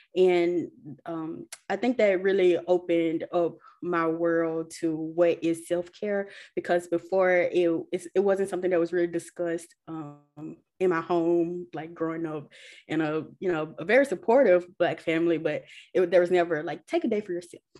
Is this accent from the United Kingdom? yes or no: no; Ruleville, Mississippi, United States; moved away as an adult; I grew up in Rowville, which is predominantly Black